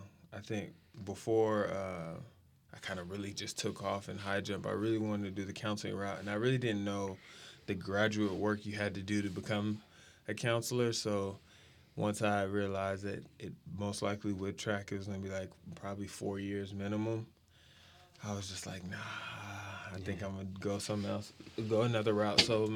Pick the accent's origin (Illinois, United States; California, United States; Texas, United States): Texas, United States; San Antonio; also born or lived in Wichita, Kansas; I was born in Wichita, Kansas, lived there for 7 years, and then went to San Antonio